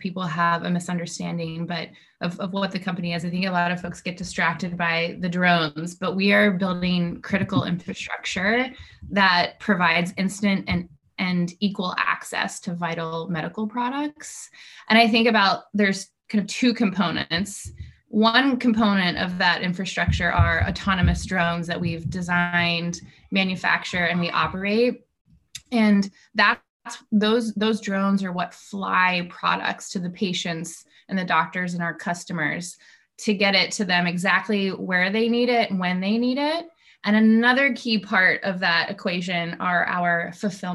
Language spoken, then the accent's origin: English; Mercersburg, Pennsylvania, United States; I grew up actually in Mercersburg